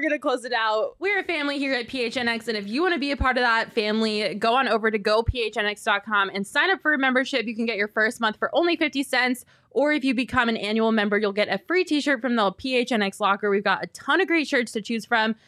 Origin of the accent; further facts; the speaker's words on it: Denver, Colorado, United States; now in Phoenix, United States; the Rockies good old Rockies, they're in town, my hometown team